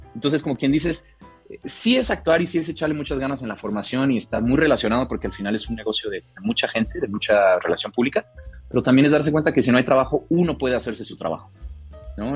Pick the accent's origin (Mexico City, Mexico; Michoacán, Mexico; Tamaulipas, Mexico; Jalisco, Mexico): Michoacán, Mexico; Morelia; moved away; yo crecí en Morelia